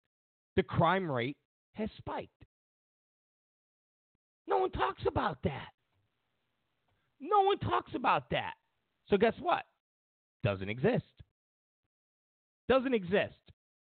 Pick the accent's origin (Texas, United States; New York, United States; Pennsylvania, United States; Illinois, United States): New York, United States; Rochester; my hometown of Rochester, New York.